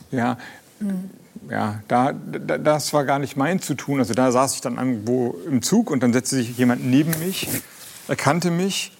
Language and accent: German; Kiel, Schleswig-Holstein, Germany; moved away as an adult; now in Flensburg, Germany; ich bin zwar in Kiel geboren